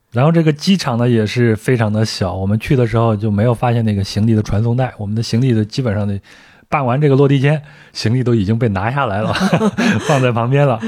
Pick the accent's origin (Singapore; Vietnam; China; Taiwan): China; 我说从中国过来